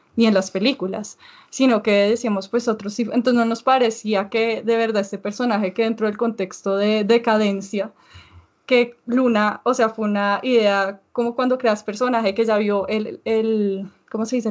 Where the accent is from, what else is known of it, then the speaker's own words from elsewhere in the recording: Bogotá, Colombia; en Bogotá yo creo que tenemos un estilo muy distinto y que la gente no se espera eso cuando uno dice yo soy colombiana también